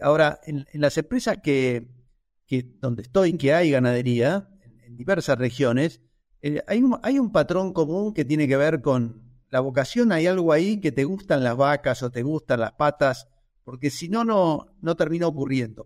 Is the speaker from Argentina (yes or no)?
yes; Argentina; como argentinos